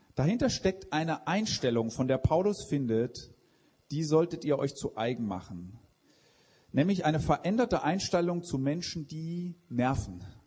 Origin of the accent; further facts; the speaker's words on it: Switzerland; Ich komme aus der Schweiz